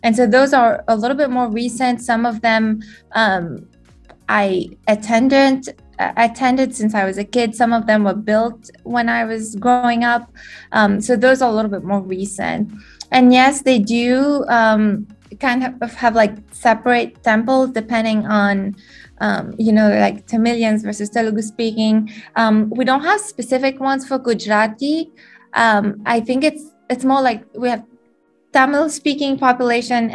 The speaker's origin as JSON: {"language": "English", "country": "Mauritius", "tie": "born or raised there", "first_language": "French", "second_language": "English", "moved": "as an adult", "lives_now": "Durham, United States", "said": "I was born and raised in Mauritius, which is a small island in the Indian Ocean"}